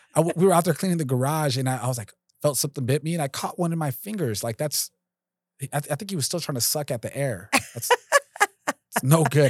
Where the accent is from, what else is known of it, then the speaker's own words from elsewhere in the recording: Los Angeles, California, United States; I grew up in North Hollywood